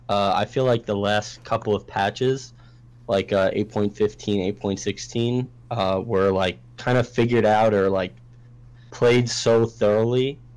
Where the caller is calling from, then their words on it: Staten Island, New York, United States; Staten Island, New York.